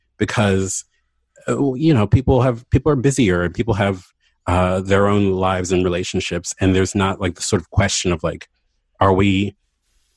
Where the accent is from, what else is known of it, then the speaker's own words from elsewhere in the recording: Baltimore, Maryland, United States; moved away as an adult; also born or lived in Philadelphia; I moved to Baltimore back home 2 years ago for David's job